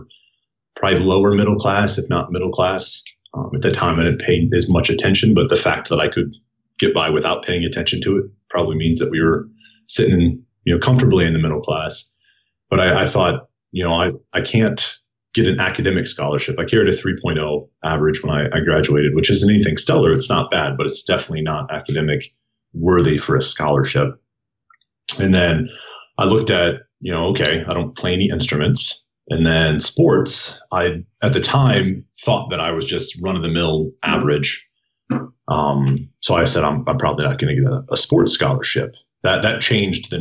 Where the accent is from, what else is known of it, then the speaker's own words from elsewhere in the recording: Waterloo, Iowa, United States; moved away as an adult; now in Colorado Springs, United States; I'm from Iowa